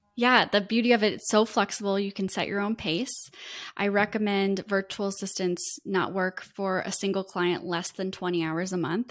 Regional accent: Iowa, United States; moved away as an adult; now in Florida, United States; I was raised in the Midwest, in Iowa

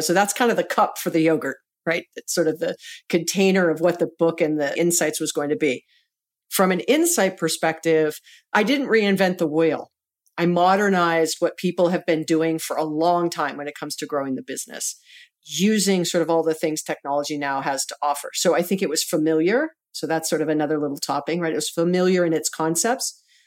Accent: Hawaii, United States; we're both born and raised in Hawaii

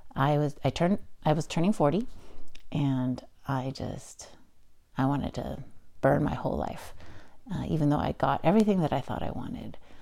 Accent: United States; I'm also Chinese American or Taiwanese, Chinese Taiwanese American and um, and being an American

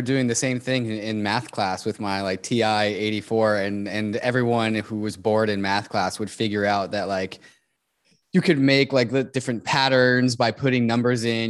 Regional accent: United States; growing up in America

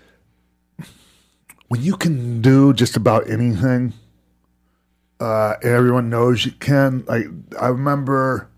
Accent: Florida, United States; When I was growing up in Florida

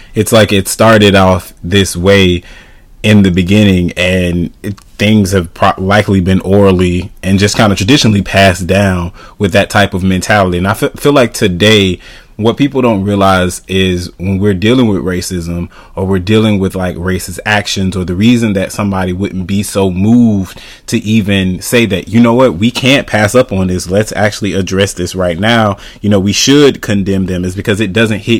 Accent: United States; we're American citizens

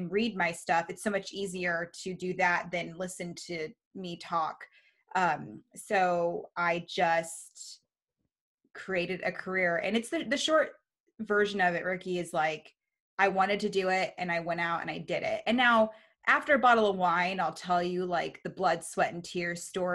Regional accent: Reno, Nevada, United States; moved away as an adult; also born or lived in Baltimore, Maryland / Monterey, California; now in Bay Area, United States; We lived there from the time I was nine. And then we moved to Reno. So Reno's my hometown.

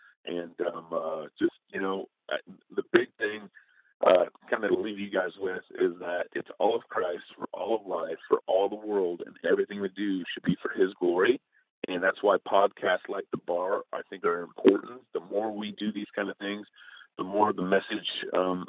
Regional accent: Texas, United States; now in Northwest, United States; I was born and raised in Texas.

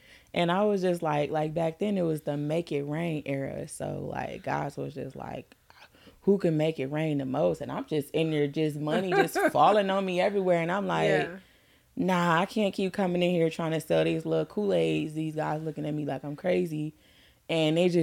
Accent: Detroit, Michigan, United States; I'm from Detroit

